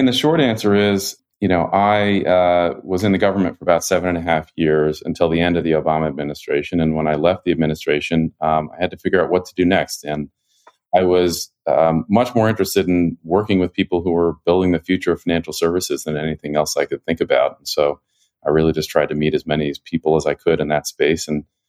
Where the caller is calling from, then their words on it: Washington, District of Columbia, United States; And I'm in Capitol Hill in Washington, D.C.